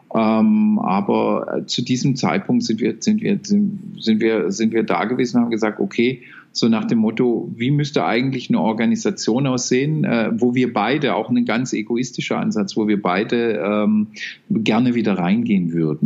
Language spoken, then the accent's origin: German; Baden-Württemberg, Germany; ich bin ein Badener